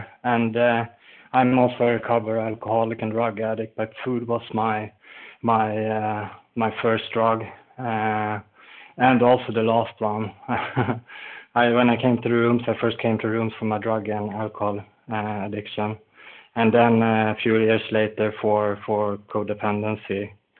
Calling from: Falun, Dalarna County, Sweden; I'm calling in from Falun in Sweden, where it's snowing today.

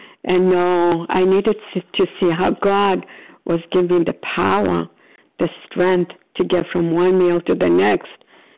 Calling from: Florida, United States; Oh, recovered compulsive overeater. I'm calling from Florida.

